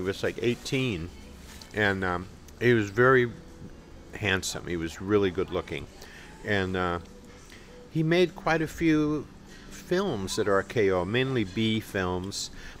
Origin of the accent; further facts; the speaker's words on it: Los Angeles, California, United States; I grew up here in Los Angeles, and my father was a character actor.